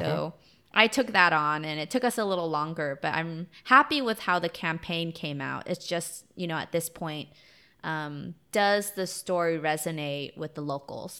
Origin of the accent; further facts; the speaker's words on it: United States; I'm Vietnamese American